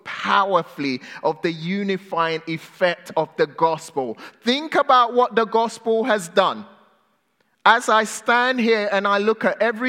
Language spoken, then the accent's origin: English; England, United Kingdom; moved away as an adult; also born or lived in Ghana; now in California, United States; I am British, okay? I was born in Ghana, West Africa. I moved to England when I was 6 years old.